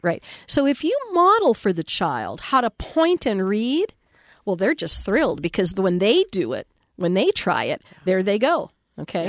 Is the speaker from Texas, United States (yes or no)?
yes; Texas, United States; I had an amazing school librarian in elementary school in Texas